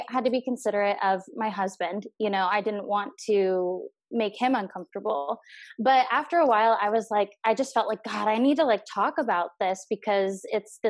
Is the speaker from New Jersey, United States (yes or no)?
no; Orange County, California, United States; I grew up in Orange County